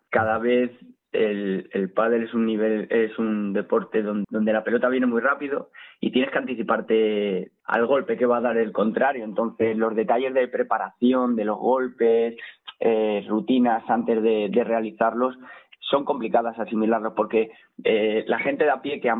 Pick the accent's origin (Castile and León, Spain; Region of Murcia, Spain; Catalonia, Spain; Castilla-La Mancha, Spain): Castilla-La Mancha, Spain; Alcázar de San Juan; now in Madrid, Spain; los que somos de Alcázar